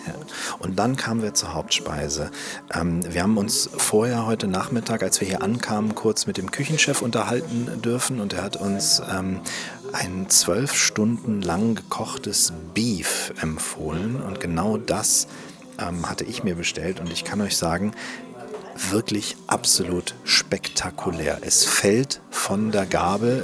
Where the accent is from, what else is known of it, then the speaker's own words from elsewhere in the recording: Northern Germany, Germany; wir als Norddeutsche